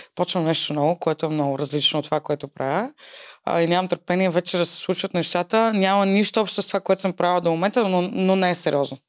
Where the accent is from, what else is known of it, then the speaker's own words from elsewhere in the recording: Varna, Varna Province, Bulgaria; moved away as an adult; now in Sofia, Bulgaria; аз съм родена във Варна. А, преместих се в София преди 5 години